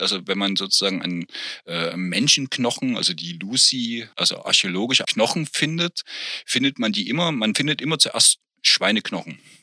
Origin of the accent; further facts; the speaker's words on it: East Germany, Germany; als Kind im Sportunterricht, als eingeführt wurde, das war noch zu Ostzeiten